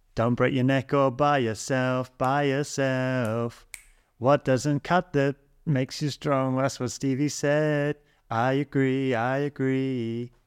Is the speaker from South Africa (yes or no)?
no; Sussex, South East England, United Kingdom; coming from Sussex, rural middle